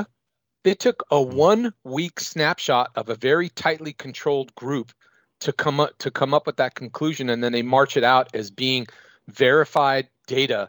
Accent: San Francisco, California, United States; I'm from San Francisco, which is one of the epicenters of the opioid crisis in North America

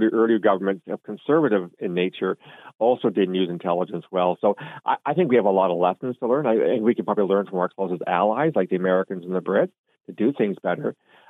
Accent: Canada; I've learned also as a Canadian

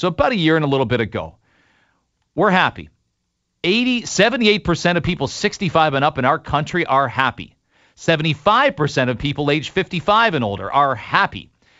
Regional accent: Canada; we've had a very unique time as Canadians

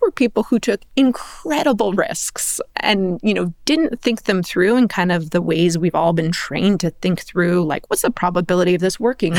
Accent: Palos Verdes, California, United States; I grew up in Palos Verdes, which is tennis country.

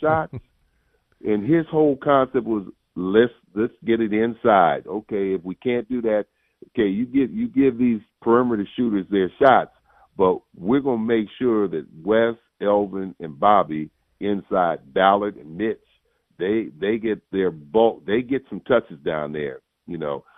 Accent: Bay Area, California, United States; I'm from the Bay Area

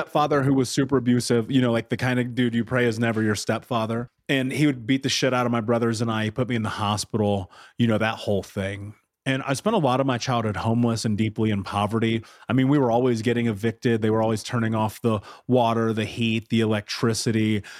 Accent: Indianapolis, Indiana, United States; So I grew up in Indianapolis.

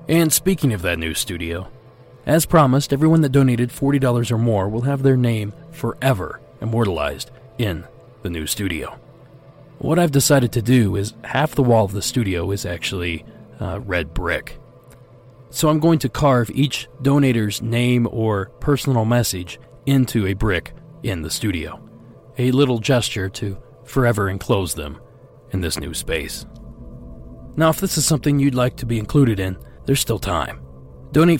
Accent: Ohio, United States; moved away as an adult; I spent almost 30 years in the state.

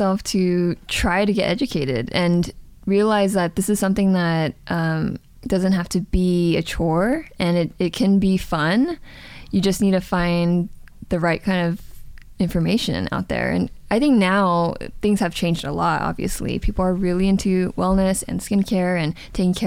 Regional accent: Los Angeles, California, United States; moved away as an adult; also born or lived in Seoul, South Korea; I actually grew up in Southern California

